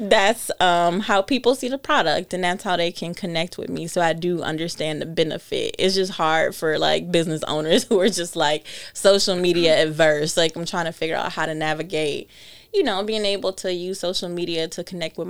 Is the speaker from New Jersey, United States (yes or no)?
no; Detroit, Michigan, United States; moved away as an adult; also born or lived in Chicago; I'm born and raised in Detroit